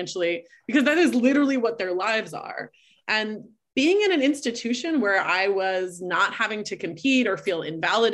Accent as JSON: {"language": "English", "region": "Texas", "country": "United States", "tie": "born or raised there", "moved": "yes", "said": "I'm from Texas originally, and I attended a co-ed high school"}